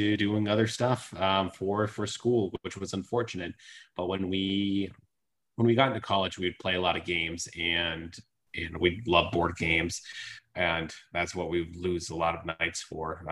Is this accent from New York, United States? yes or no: no; Massachusetts, United States; I grew up in Massachusetts